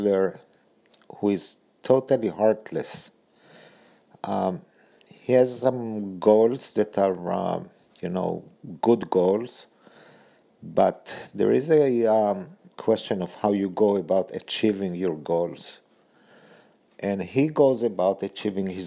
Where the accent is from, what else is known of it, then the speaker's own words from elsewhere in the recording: Israel; now in United States; I'm currently both an Israeli and an American citizen. So I'm an American citizen by naturalization.